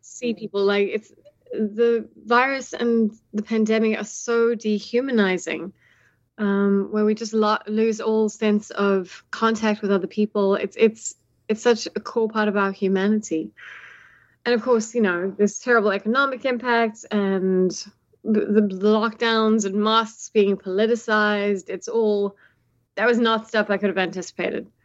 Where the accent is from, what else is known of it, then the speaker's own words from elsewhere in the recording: South Africa; as a South African who, you know, grew up under apartheid and then also, you know, saw the first democratic elections with Mandela